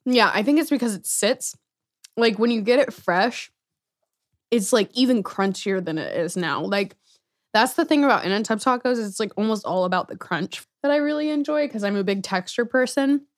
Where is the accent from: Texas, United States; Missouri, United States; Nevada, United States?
Missouri, United States; Gladstone; also born or lived in Kansas City; We moved to First Gladstone, Missouri when I was in second grade